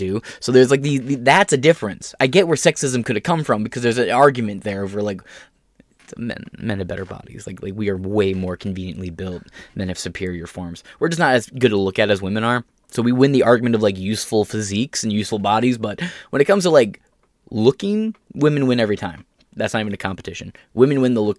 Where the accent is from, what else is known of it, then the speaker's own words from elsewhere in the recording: United States; We're all American, and we see ourselves as American